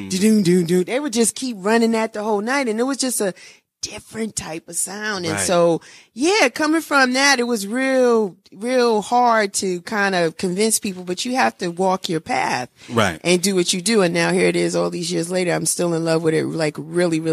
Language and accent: English; New York, United States; moved away as an adult; now in Atlanta, United States; I was born and raised in Bronx River